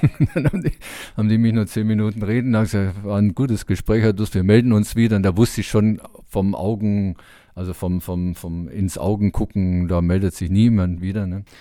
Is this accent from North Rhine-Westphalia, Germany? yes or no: yes; Dortmund, North Rhine-Westphalia, Germany; bei uns in Dortmund